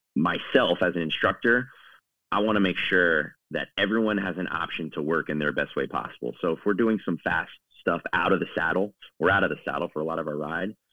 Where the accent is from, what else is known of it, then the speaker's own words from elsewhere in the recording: East Coast, United States; moved away as an adult; now in Chicago, United States; I'm originally from the East Coast, my uh, parents live outside in uh, outside of DC in the Virginia